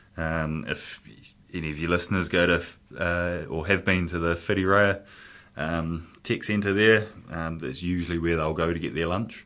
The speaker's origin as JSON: {"language": "English", "town": "Porirua", "region": "Wellington", "country": "New Zealand", "tie": "born or raised there", "said": "brought up in Porirua"}